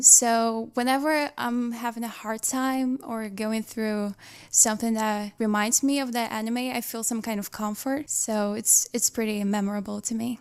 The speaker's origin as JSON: {"language": "English", "country": "Brazil", "said": "one of the members from Brazil"}